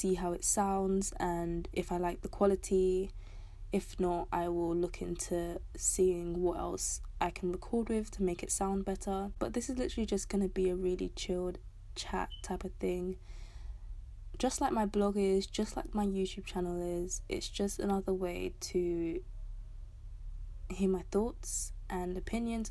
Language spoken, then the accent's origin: English; London, United Kingdom; I'm from London, South London to be specific